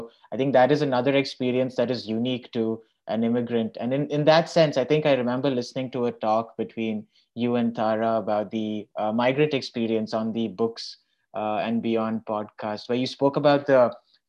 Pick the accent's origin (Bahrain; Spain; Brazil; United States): Bahrain; moved away; I grew up in the Gulf in the same school.